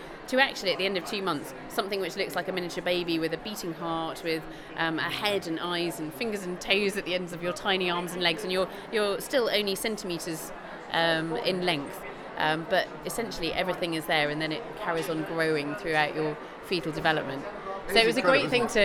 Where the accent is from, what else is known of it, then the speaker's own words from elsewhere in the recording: Bristol, South West England, United Kingdom; I'm Bristolian.